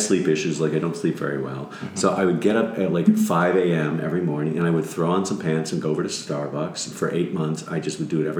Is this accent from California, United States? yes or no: no; Skokie, Illinois, United States; I am from Skokie, Illinois.